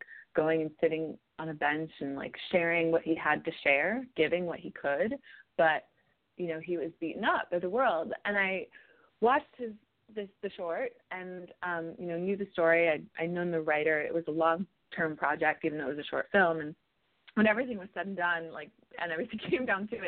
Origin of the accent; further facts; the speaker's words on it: New York City, New York, United States; I'm a New Yorker.